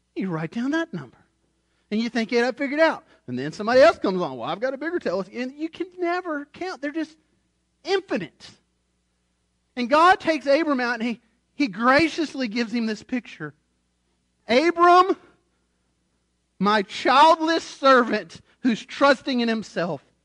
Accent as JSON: {"language": "English", "country": "United States", "said": "I'm an American."}